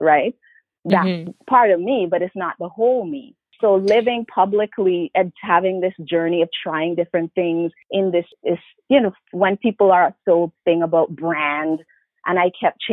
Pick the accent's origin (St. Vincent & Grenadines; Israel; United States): St. Vincent & Grenadines; also born or lived in Montreal, Canada; now in Toronto, Canada; I was born in Montreal, but really St. Vincent and the Grenadines is my home, although I've been in Canada longer than I've been there.